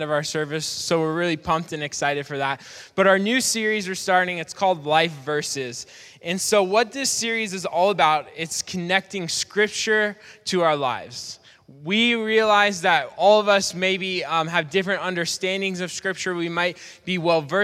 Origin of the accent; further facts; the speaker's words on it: Portland, United States; Growing up in Portland, I went to a church called Portland Christian Center